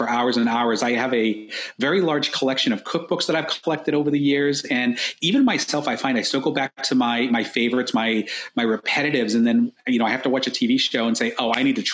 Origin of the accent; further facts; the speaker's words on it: Central Falls, Rhode Island, United States; I was born in Rhode Island. I was in the smallest city in the smallest state in the country, little city called Central Falls. Didn't really know much outside of my city until I was about age 10.